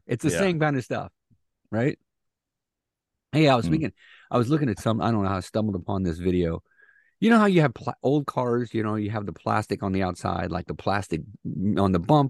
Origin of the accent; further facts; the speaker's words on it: Midwest, United States; And I grew up in the Midwest